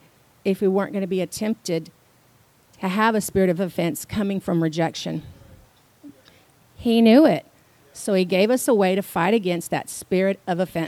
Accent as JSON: {"language": "English", "town": "Houston", "region": "Texas", "country": "United States", "moved": "yes", "said": "I'm from Houston"}